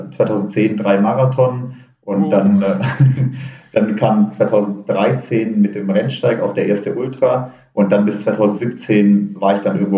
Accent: Baden-Württemberg, Germany; also entweder gehe ich zurück in Schwarzwald, äh, wo ich herkomme, oder ich ziehe irgendwo Richtung Berg.

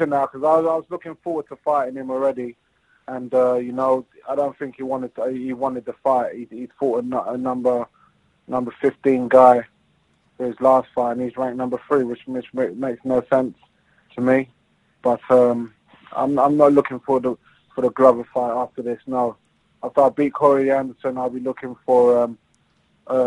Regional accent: London, United Kingdom; my hometown

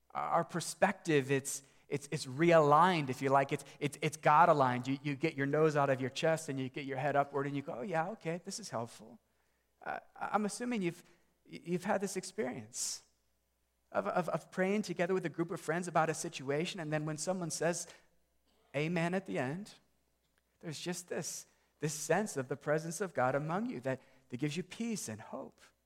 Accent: United States; American Christians

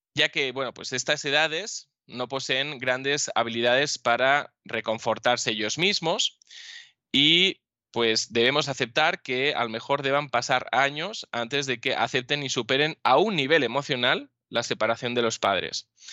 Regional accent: Spain

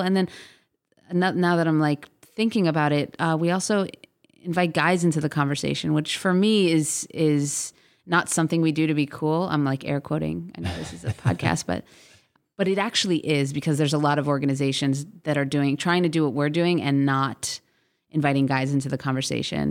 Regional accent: South Florida, United States; also born or lived in Boise, Idaho; now in Los Angeles, United States; I grew up in South Florida

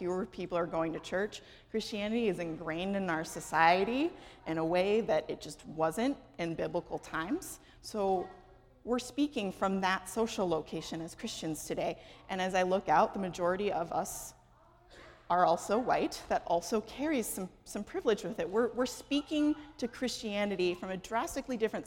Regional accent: Los Angeles, California, United States; moved away; I am from Los Angeles.

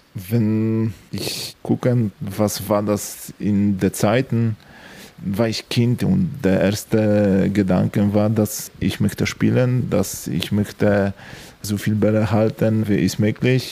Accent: Strzelce Opolskie, Opole Voivodeship, Poland; German is a second language; moved away as an adult; Meine Heimatstadt ist Sawatzke und ich habe dort bis 18 Jahre gelebt.

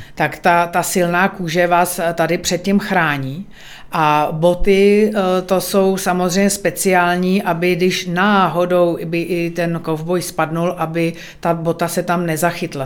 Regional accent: Bohemia, Czechia; tady u nás v Čechách

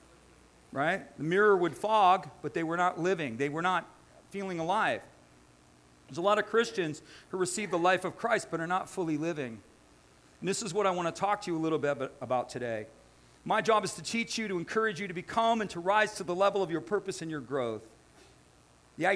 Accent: United States; I'm an American. I'm born and bred

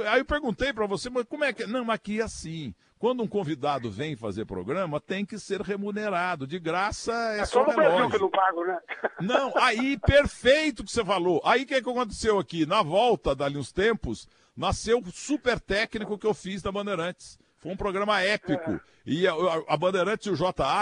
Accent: Portugal; sem falar italiano, eu não falo nada, sou português

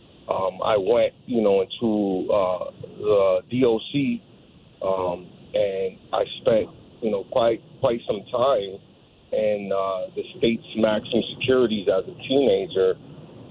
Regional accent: New Britain, Connecticut, United States; when I was growing up, you know, as a child, you know, I was born out here in New Britain, Connecticut

